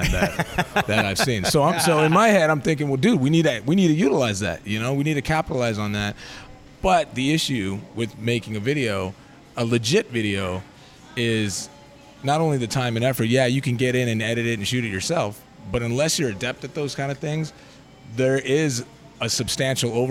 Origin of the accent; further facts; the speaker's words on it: Las Vegas, Nevada, United States; growing up on the West Coast, being in Vegas for all our lives